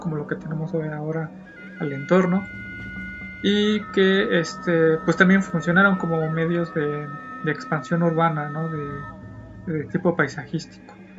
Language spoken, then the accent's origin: Spanish; San Andrés Mixquic, Mexico City, Mexico; soy del pueblo de San Andrés Misqui